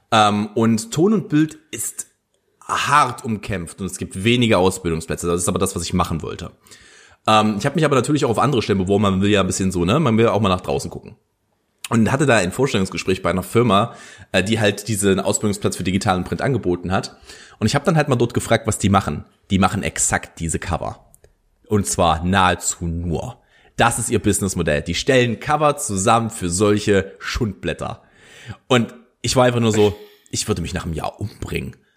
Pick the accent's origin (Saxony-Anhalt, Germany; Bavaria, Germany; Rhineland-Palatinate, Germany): Saxony-Anhalt, Germany; die Mitteldeutsche Zeitung, die ist relativ groß in dem Ra äh, Raum, wo ich aufgewachsen bin. Also auch hier in Halle ist sie relativ groß.